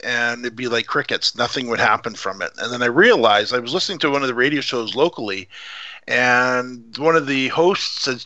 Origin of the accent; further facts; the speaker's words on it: Canada; I didn't think we had Canadian accents